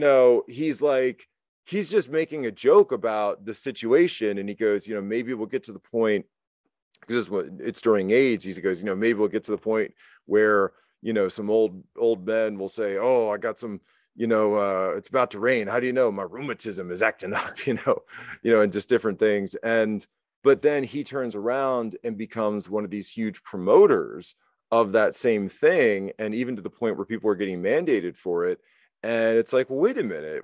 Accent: United States; moved away as an adult; also born or lived in Shanghai, China; I'm American

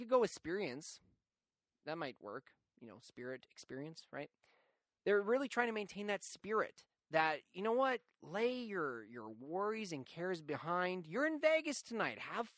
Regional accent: Calgary, Alberta, Canada; I come from Calgary, which is a pretty white-collar city

